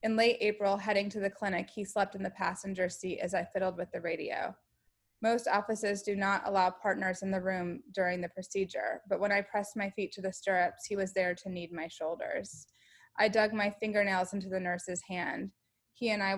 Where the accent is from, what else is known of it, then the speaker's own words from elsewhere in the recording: Kentucky, United States; moved away as an adult; also born or lived in Vermont; Kentucky, my home state.